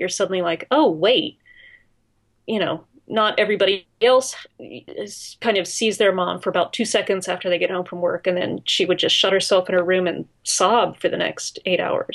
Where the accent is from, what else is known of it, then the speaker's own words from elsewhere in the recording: Pittsburgh, Pennsylvania, United States; I grew up in Pittsburgh